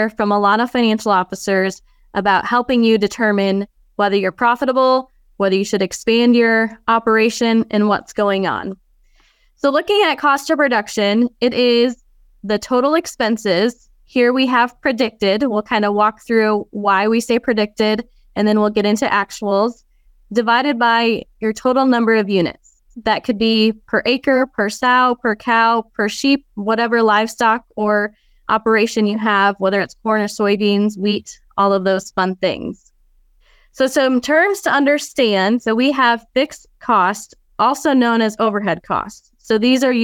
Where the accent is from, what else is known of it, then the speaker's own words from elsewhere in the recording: Northeast Iowa, United States; I grew up on a cow-calf operation in Northeast Iowa